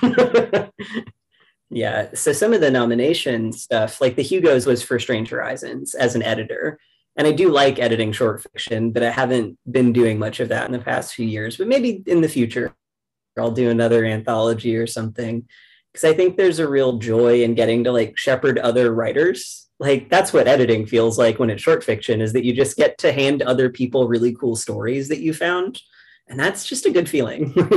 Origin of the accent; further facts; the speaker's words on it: rural Kentucky, United States; I grew up in the South, so I'm from rural Kentucky